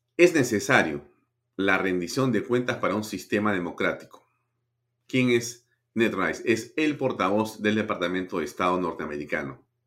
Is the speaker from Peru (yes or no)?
yes; Peru; como peruano.